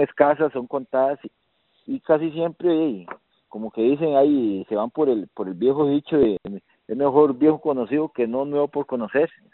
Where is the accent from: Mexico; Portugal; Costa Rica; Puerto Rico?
Costa Rica; yo siento que como buen tico